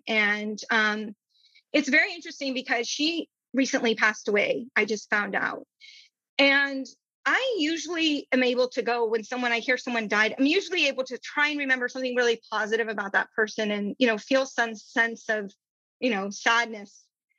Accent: India; I grew up in India, brown people.

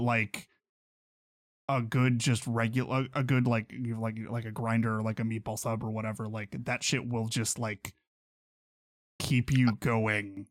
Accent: Pittsburgh, Kansas, United States; a place in my hometown

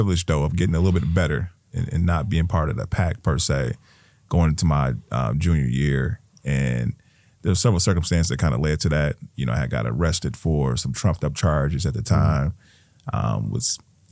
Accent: Milwaukee, Wisconsin, United States; I moved up here when I was a kid and went to Phyllis Wheatley on 20th and North, 20th and Monarchy, you know, and then went on to Sammy Morris and Niskera and Custer High School. So I was schooled here

